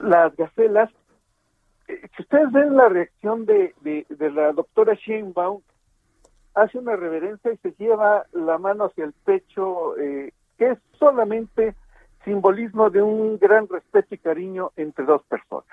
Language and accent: Spanish; Ixtapaluca, State of Mexico, Mexico; aquí en, mi pueblo, en Ixtapaluca, en el Estado de México